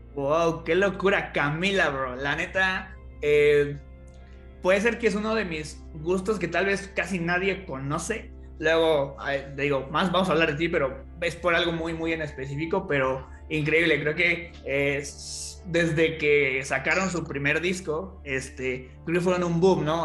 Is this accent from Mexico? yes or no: yes; Toluca, State of Mexico, Mexico; yo también soy de Toluca